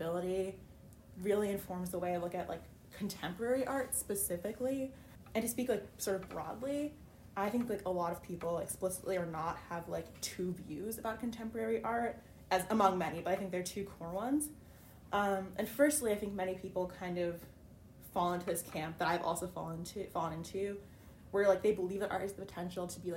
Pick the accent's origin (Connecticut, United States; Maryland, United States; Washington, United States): Connecticut, United States; I'm from Connecticut, so not too far from here